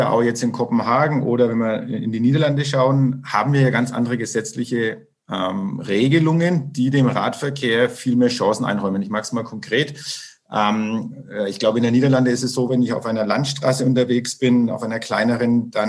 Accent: Bad Windsheim, Bavaria, Germany; und ich rede jetzt von meiner Heimatstadt Bad Windsheim

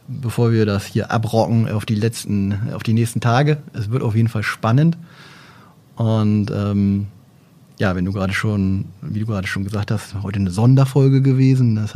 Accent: Oldenburg, Lower Saxony, Germany; Also da kann man doch als Oldenburger mal Gas geben.

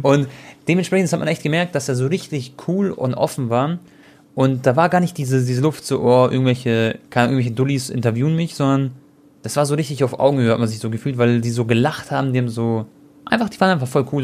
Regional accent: Germany; ich bin Deutscher, Deutsch-Kroate

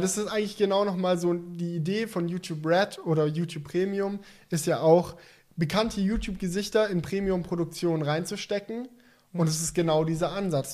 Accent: Swabia, Baden-Württemberg, Germany; ich bin Schwabe

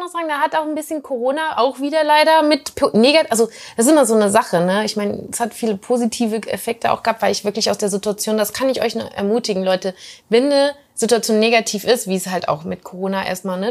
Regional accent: Germany; als Deutsche

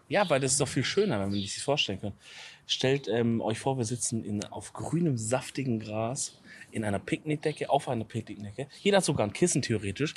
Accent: Southern Germany, Germany; als Süddeutsche

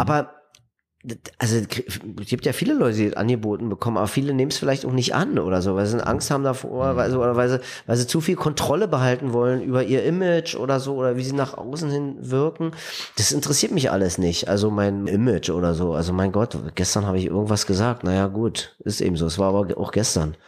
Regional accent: East Germany, Germany; Ich bin im Land groß geworden, da gab es mal irgendwann die Utopie eines gerechten Staates

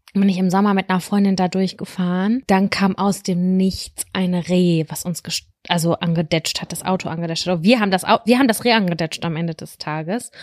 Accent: Lübbecke, North Rhine-Westphalia, Germany; bei uns in Lübbecke 3232 Lübbecke

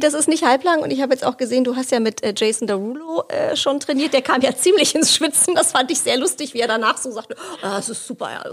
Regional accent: Hesse, Germany; für mich als Hessin

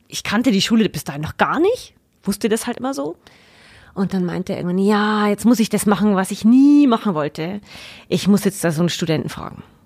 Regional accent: Floß, Bavaria, Germany; also born or lived in Regensburg / Saxony; komme ursprünglich aus Frohnstrauß. Also ganz aus der Nähe

